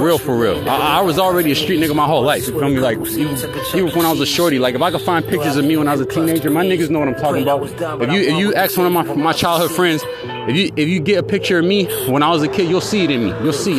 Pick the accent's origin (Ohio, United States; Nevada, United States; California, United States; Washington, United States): California, United States; Sacramento; Growing up in Sacramento